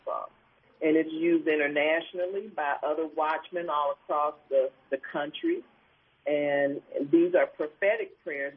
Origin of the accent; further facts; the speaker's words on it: Cleveland, Ohio, United States; I am originally from Cleveland, Ohio, and still in Cleveland.